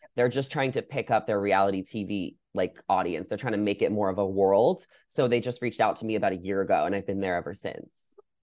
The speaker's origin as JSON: {"language": "English", "region": "New York", "country": "United States", "moved": "as an adult", "lives_now": "Los Angeles, United States", "said": "I'm from New York"}